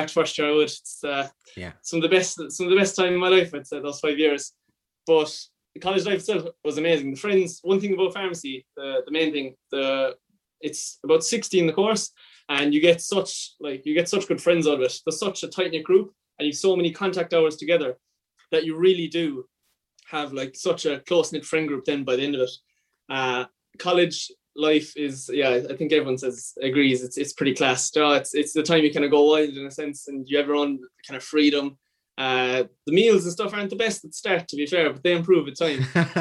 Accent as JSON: {"language": "English", "area": "West Limerick", "region": "Munster", "country": "Ireland", "moved": "as an adult", "lives_now": "Cork, Ireland", "said": "I'm from West Limerick, and I've been in Cork for the entirety of my college life."}